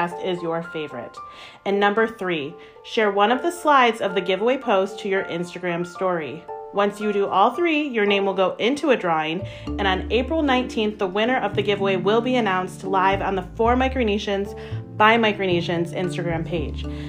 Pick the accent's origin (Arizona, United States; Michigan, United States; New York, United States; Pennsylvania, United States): Michigan, United States; I'm from Michigan. I was born and raised in Michigan